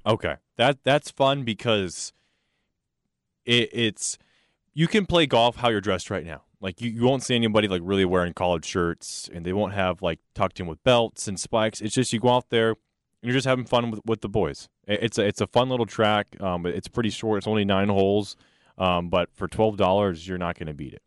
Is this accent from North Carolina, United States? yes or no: yes; North Carolina, United States; now in Texas, United States; I'm from North Carolina